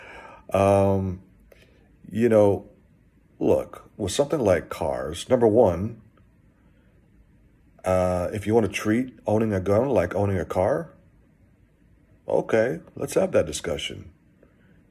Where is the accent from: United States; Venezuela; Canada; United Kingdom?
United States; Texas; I grew up in Texas. I am from Texas